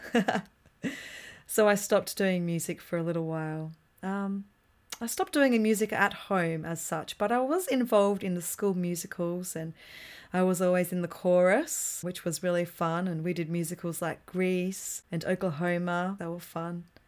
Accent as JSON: {"language": "English", "town": "Mount Gambier", "region": "South Australia", "country": "Australia", "tie": "born or raised there", "said": "in the beautiful town of Mount Gambier in South Australia"}